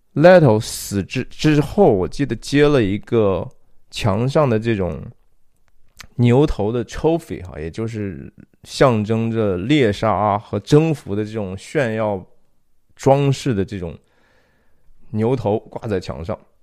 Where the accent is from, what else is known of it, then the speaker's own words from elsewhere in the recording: China; 我们中国人讲的